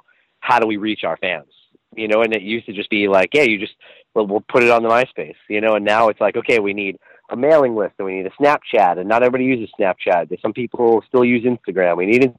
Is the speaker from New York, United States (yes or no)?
yes; Long Island, New York, United States; growing up, going to shows in Long Island